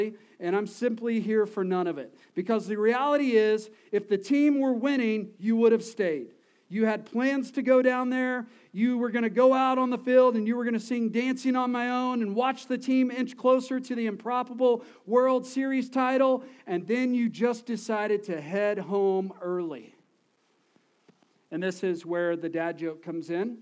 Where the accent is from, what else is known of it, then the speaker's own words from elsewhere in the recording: Texas, United States; We're from Texas